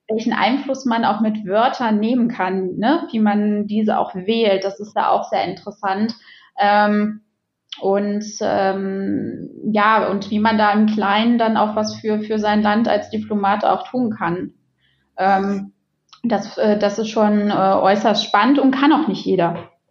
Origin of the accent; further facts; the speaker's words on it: Xanten, North Rhine-Westphalia, Germany; also born or lived in Düsseldorf; also ich bin ja in Xanten groß geworden